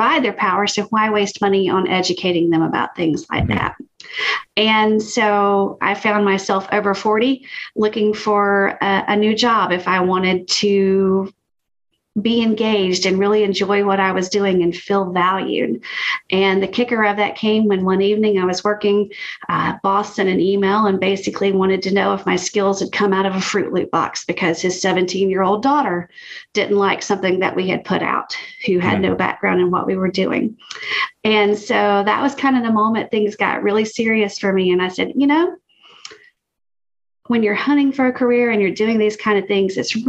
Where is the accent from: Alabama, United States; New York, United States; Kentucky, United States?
Alabama, United States; now in Georgia, United States; I am a sassy Southerner, born and raised in Alabama and living in Georgia currently